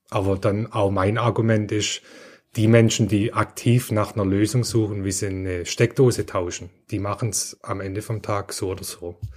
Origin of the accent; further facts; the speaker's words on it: Heilbronn, Baden-Württemberg, Germany; also ich komme ja aus Heilbronn, da ist Lidl, Audi ganz stark.